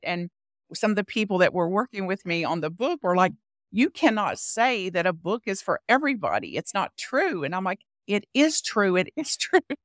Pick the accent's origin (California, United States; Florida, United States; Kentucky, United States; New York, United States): Kentucky, United States; Bug Tussle; I was born in Bug Tussle, Kentucky, a very rural part of Kentucky near the Tennessee border